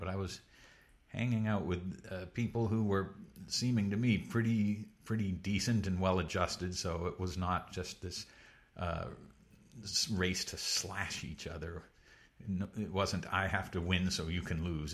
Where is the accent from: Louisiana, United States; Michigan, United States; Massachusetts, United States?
Massachusetts, United States; Pepperell; also born or lived in Connecticut; originally from, uh, semi-rural Massachusetts, a town called Pepperell